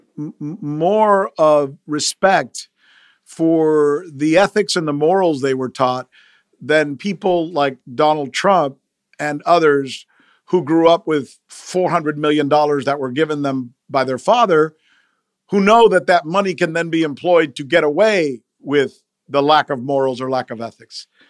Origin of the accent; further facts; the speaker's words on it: United States; English is a second language; I'm some Latino dude growing up in the United States